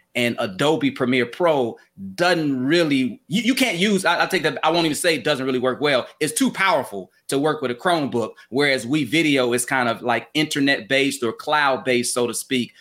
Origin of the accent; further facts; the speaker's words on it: Chicago, Illinois, United States; I'm from Chicago, grew up in Chicago.